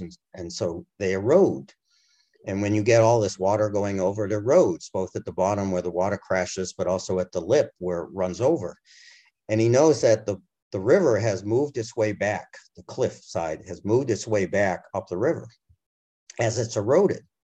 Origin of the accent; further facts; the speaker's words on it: Massachusetts, United States; moved away as an adult; also born or lived in Europe; now in Washington D.C. area, United States; my home state of massachusetts